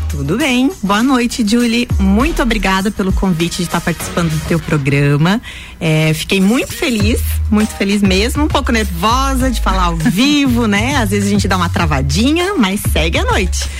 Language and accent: Portuguese; Correia Pinto, Santa Catarina, Brazil; moved away as an adult; also born or lived in Lages / Jaraguá do Sul; Sou natural de Lages, morei até os meus 19 anos em Correia Pinto